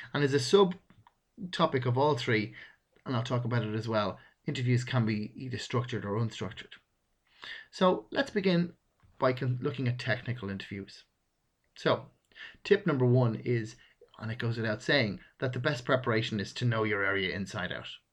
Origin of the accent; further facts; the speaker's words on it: Ireland; I'm Irish. It's a natural speech rhythm for me to use we a lot.